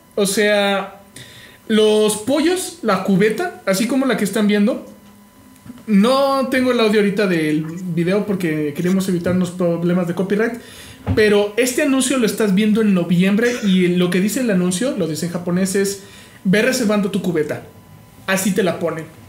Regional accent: Mexico; como mexicano

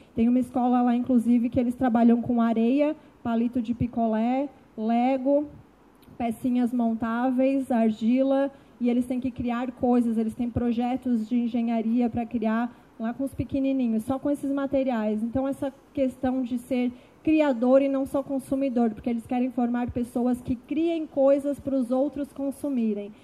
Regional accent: Capivari de Baixo, Santa Catarina, Brazil; moved away as an adult; now in Florianópolis, Brazil; sou do sul de Santa Catarina, de uma cidade chamada Capivari de Baixo, que tem 22 mil habitantes. Deve ter 21.999, porque eu saí de lá e fui para Florianópolis.

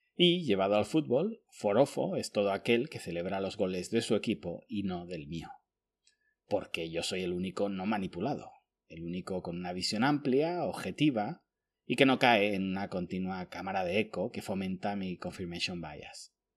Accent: Spain; born or raised there

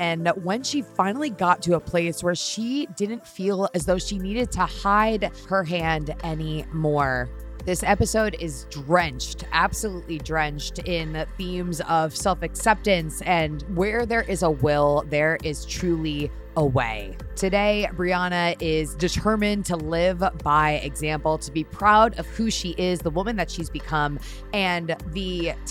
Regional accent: Connecticut, United States; I grew up in Connecticut. I spend most of my time in the Northeast.

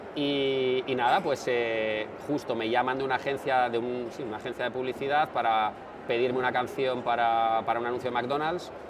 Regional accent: San Sebastián, Basque Country, Spain; also born or lived in Bilbao / Navarre; yo soy de San Sebastián

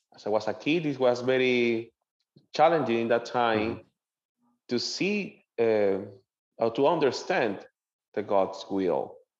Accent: Maracaibo, Zulia, Venezuela; English is a second language; moved away as an adult; now in Jacksonville, United States; I, I born and raised in Venezuela

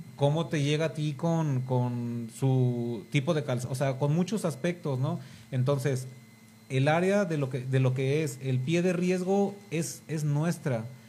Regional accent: Mexico; como mexicanos

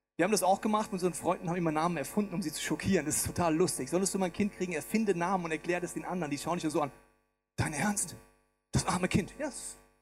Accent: Bavaria, Germany; Ich bin im schönen Bayern groß geworden.

